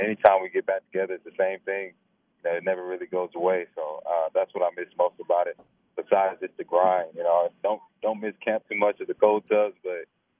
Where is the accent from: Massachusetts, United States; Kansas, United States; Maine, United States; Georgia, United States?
Georgia, United States; Snellville; I grew up watching guys like Thomas Davis and Tony Taylor and that whole bunch growing up in Snellville.